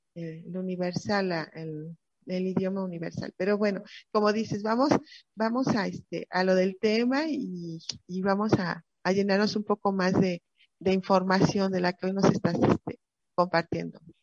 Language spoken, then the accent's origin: Spanish; Mexico; como mexicano